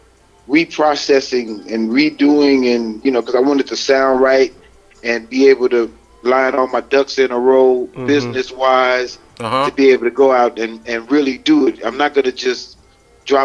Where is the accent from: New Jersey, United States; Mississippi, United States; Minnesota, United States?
Mississippi, United States; Clarksdale; moved away; also born or lived in Long Beach; I was born in Clarksdale, Mississippi, the blues capital